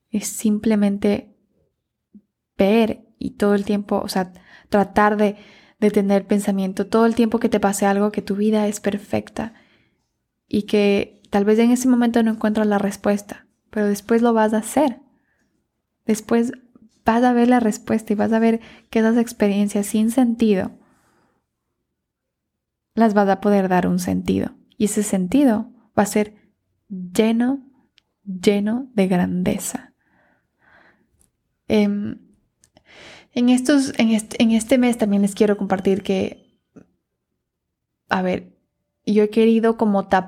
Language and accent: Spanish; Ecuador; moved away; Por esa razón yo me mudé de, del Ecuador